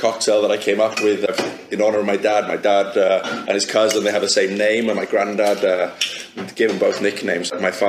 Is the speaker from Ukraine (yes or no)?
no; Wales, United Kingdom; now in Hollywood, United States; we have a strong Welsh connection. I'm from Wales